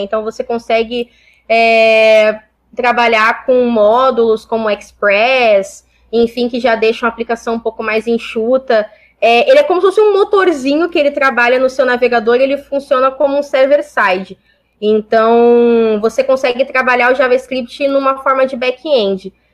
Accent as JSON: {"language": "Portuguese", "region": "São Paulo", "country": "Brazil", "also_born_or_lived": "Porto Alegre", "moved": "as an adult", "said": "Eu saí de São Paulo, eu sou paulista, é, sou paulista da Zona Leste"}